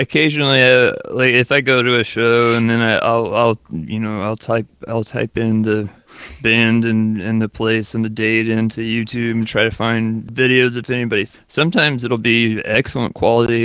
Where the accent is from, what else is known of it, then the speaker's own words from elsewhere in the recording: Dallas-Fort Worth area, Texas, United States; I grew up in the Dallas-Fort Worth area of Texas